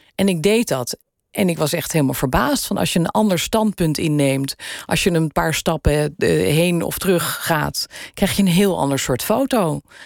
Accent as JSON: {"language": "Dutch", "town": "Weesp", "region": "North Holland", "country": "Netherlands", "tie": "born or raised there", "also_born_or_lived": "Amsterdam", "accent": "Gooi", "said": "ik ben geboren in Amsterdam. Daar heb ik eerst een paar jaar van mijn leven gewoond. En toen is mijn vader huisarts geworden in Weesp. En daar heb ik mijn, eh, mijn jeugd doorgebracht."}